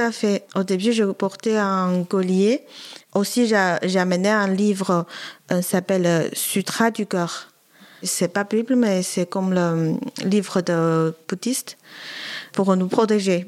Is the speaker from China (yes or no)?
yes; Wuhan, Hubei, China; French is a second language; moved away as an adult; now in France; Je viens de Chine, au centre-ville, ça s'appelle Wuhan, à côté de la rivière de Yangtze